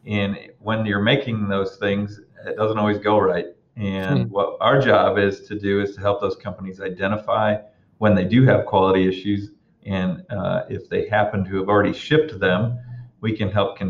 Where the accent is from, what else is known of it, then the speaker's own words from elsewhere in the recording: Auburn, Indiana, United States; I was born and raised actually in Auburn, Indiana